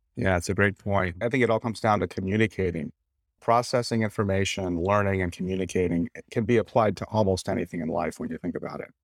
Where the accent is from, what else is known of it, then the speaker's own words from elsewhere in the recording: Suffield, Connecticut, United States; moved away as an adult; also born or lived in Washington, D.C.; I'm from Suffield, Connecticut, a small town in northern Connecticut.